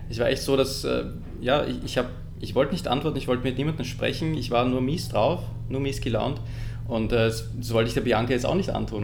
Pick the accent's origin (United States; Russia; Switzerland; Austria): Austria; Lower Austria; moved away; also born or lived in Vienna; geboren in Wien und dann aufgewachsen in Niederösterreich